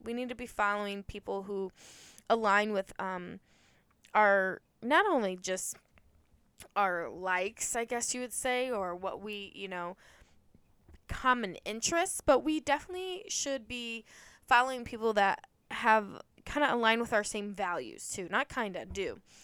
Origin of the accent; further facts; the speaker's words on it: Ohio, United States; now in Indiana, United States; I grew up in Ohio, but I grew up near the Indiana state line, hence why I live in Indiana